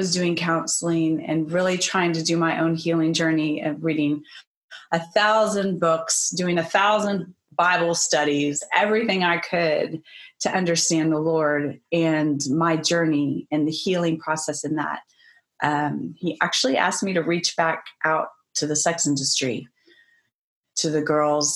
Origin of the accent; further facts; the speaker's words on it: Texas, United States; moved away as an adult; also born or lived in Colorado / Chicago; I'm originally from Texas.